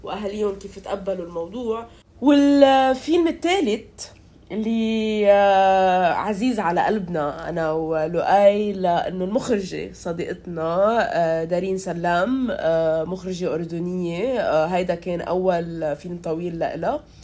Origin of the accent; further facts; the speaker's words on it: Lebanon; كلبنانية إنه نحن